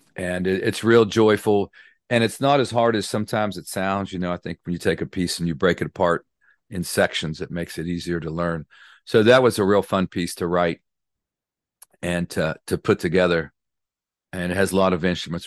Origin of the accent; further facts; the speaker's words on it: Clarksburg, West Virginia, United States; I'm from West Virginia, born and raised in, uh, Clarksburg, West Virginia